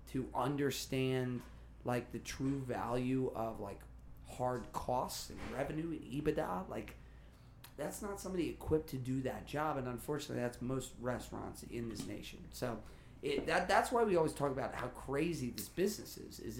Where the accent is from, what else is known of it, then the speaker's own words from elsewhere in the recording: Kansas, United States; I grew up with Matthews. I'm from Kansas.